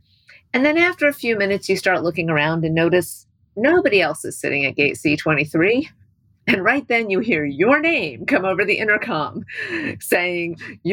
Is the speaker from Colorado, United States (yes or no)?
no; New Albany, Indiana, United States; I grew up in New Albany, Indiana, and Hubble was a science teacher at my high school